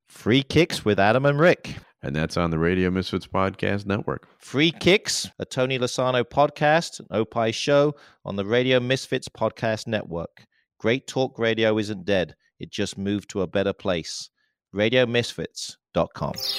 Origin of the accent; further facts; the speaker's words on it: England, United Kingdom; moved away; I am from England.